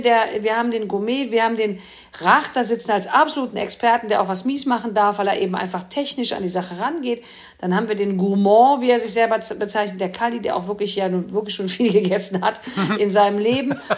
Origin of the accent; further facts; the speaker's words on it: Cologne, North Rhine-Westphalia, Germany; als Kölner